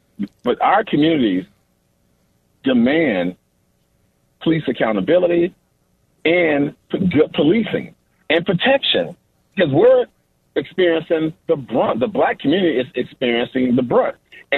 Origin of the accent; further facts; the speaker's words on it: Chicago, Illinois, United States; With me growing up in Cabrini Green.